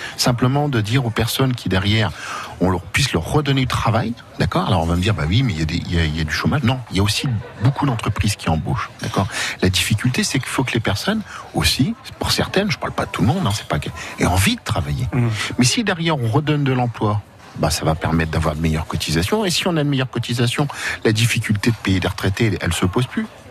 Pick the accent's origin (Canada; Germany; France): France; on est des Français, on est fiers de l'être